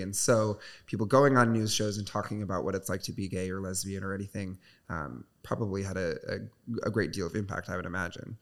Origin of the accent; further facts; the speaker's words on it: Michigan, United States; now in Chicago, United States; I'm from Michigan